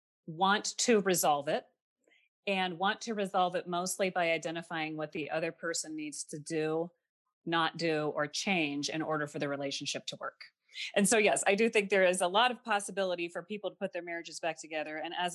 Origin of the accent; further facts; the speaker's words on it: Midwest, United States; I grew up classically in the Midwest. I have two parents. I don't have any brothers or sisters.